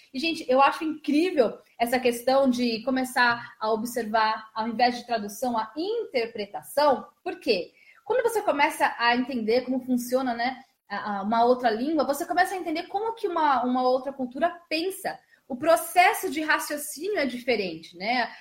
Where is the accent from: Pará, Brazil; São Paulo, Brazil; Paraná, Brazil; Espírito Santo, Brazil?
São Paulo, Brazil; Osasco; eu sou de Osasco, Jefferson, nasci em Osasco